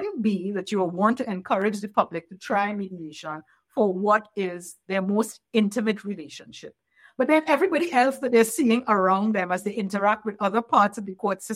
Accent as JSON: {"language": "English", "country": "Trinidad & Tobago", "tie": "born or raised there", "moved": "yes", "said": "working with the court system in my home country of Trinidad and Tobago"}